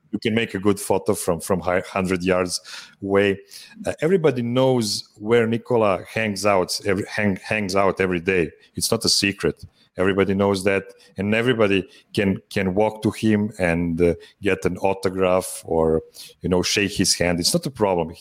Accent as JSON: {"language": "English", "town": "Pančevo", "region": "Vojvodina", "country": "Serbia", "tie": "born or raised there", "said": "in my hometown of Pančevo."}